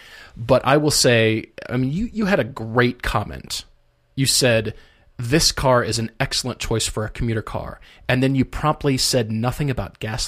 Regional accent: Steamboat Springs, Colorado, United States; My dad actually worked when I was growing up in Steamboat Springs on a real estate project out there

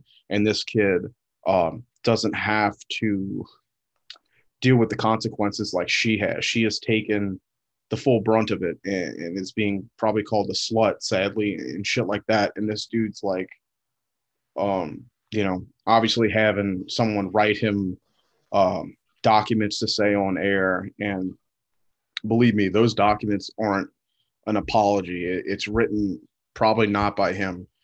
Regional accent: the South, United States; growing up in the South

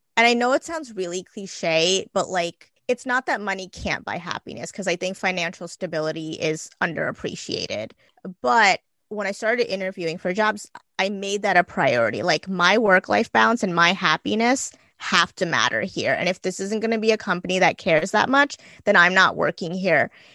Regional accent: Gujarat, India; now in New Jersey, United States; I'm Indian. I was born in Gujarat, India, but I live in New Jersey.

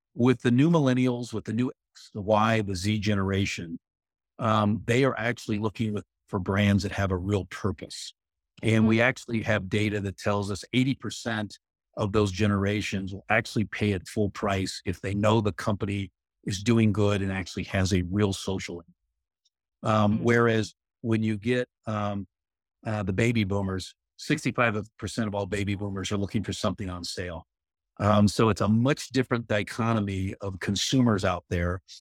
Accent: Arizona, United States; I grew up in the Southwest in Arizona

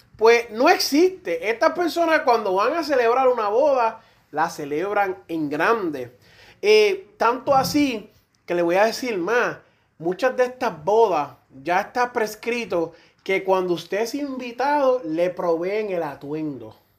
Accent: Puerto Rico; aquí casi todos somos puertorriqueños

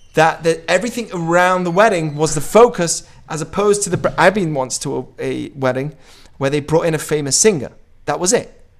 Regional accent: United Kingdom; moved away; also born or lived in Israel; I say I'm British

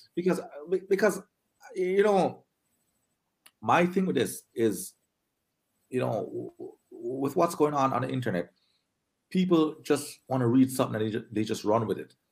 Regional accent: Linstead, Saint Catherine, Jamaica; also born or lived in Spanish Town, Jamaica; now in Toronto, Canada; I uh, grew up in Charlemont

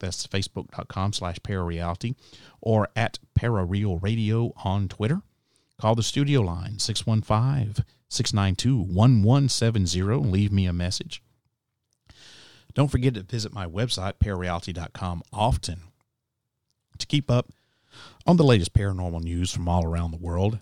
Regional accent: United States; now in Nashville, United States; as an American citizen

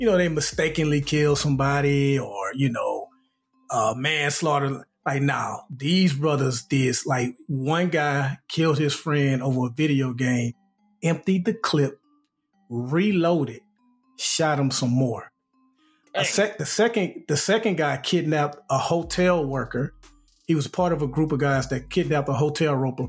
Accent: Alabama, United States; growing up in Alabama

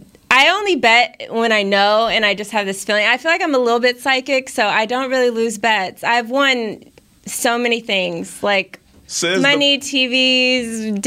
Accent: California, United States; moved away; I am from California originally.

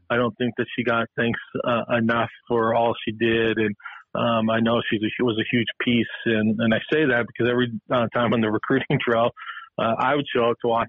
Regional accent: Helena, Montana, United States; Carroll, my hometown.

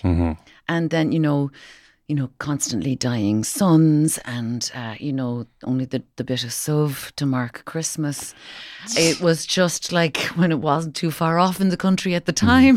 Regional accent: Kinsale, Munster, Ireland; I was from I'm from Kinsale

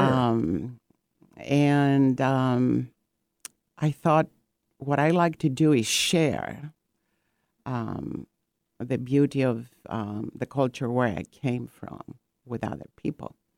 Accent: Greece; also born or lived in Corfu; now in Seattle, United States; I am from Greece and my ancestors are from the island of Corfu. And, um, I've been in, um, Seattle in U S for about forty-five years now.

